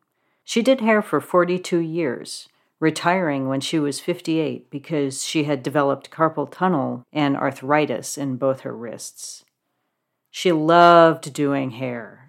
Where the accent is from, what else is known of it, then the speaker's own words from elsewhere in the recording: Joliet, Illinois, United States; moved away; my hometown of Joliet, Illinois